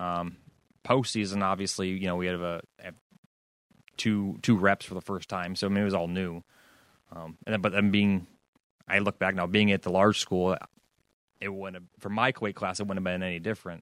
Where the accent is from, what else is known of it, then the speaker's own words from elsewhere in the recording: New York, United States; We're both from New York, both from Section Six